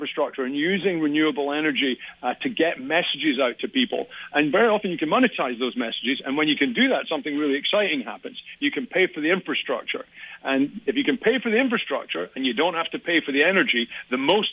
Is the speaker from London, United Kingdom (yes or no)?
no; Scotland, United Kingdom; now in San Diego, United States; I am from Scotland.